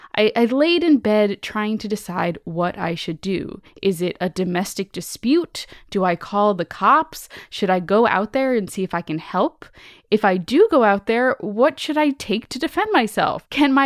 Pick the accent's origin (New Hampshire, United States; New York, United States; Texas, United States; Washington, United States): Texas, United States; San Antonio; now in Savannah, United States; I'm currently a 28-year-old man living in Savannah, Georgia, while I attend art school, but I was born and raised in San Antonio, Texas.